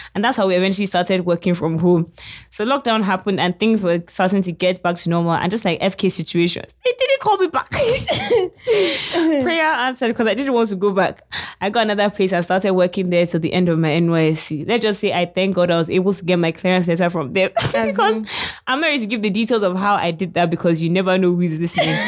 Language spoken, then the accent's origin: English; United Kingdom; I'm British